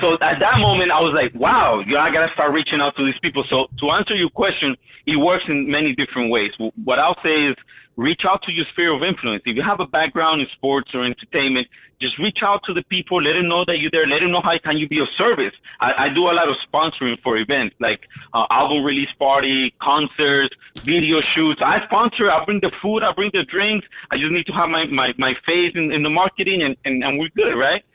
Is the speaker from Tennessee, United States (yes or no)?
no; Miami, Florida, United States; I'm from Miami.